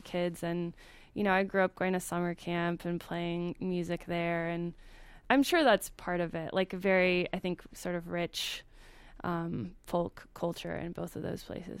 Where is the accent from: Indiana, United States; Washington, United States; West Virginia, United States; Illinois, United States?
Indiana, United States; I grew up in Indiana